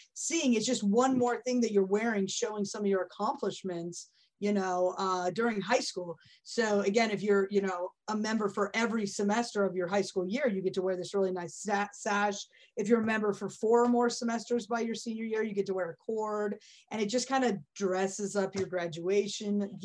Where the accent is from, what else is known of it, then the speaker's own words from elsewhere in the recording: Santa Clarita, California, United States; I grew up in the Santa Clarita Valley